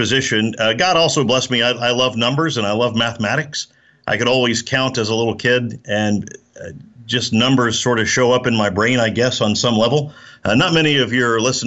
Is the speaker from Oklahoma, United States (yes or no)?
yes; Oklahoma, United States; also born or lived in Austin, Texas; now in Texas, United States; I'm from Oklahoma, and I live in Texas